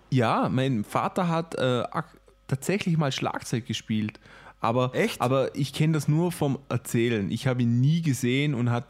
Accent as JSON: {"language": "German", "region": "Vorarlberg", "country": "Austria", "tie": "born or raised there", "said": "Wir, wir, kommen ja alle gebürtig aus Vorarlberg. Das ist eigentlich das kleine Vorarlberg, ein kleines Bundesland in Österreich."}